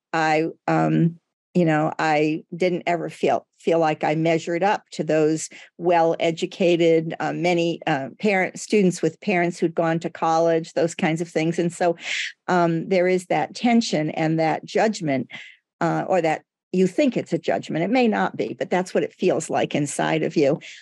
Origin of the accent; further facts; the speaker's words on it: United States; first language Portuguese; English is a second language; as I grew up in the United States